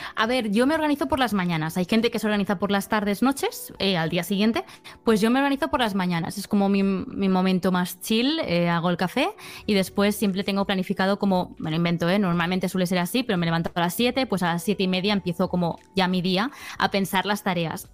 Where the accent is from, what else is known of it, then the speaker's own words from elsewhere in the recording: Barcelona, Catalonia, Spain; soy de Barcelona, soy una chica pues de 26 años